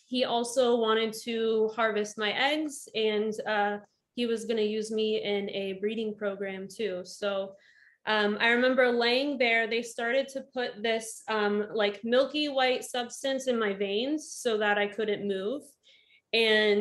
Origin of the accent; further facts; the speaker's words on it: Northern Virginia, United States; moved away as an adult; also born or lived in Florida; I grew up in Northern Virginia, and I went to college in Florida, nursing